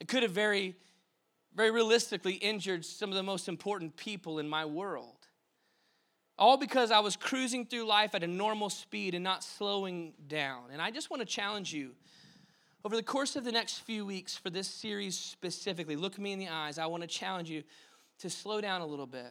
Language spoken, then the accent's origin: English; Dallas, Texas, United States; moved away; where I grew up in Dallas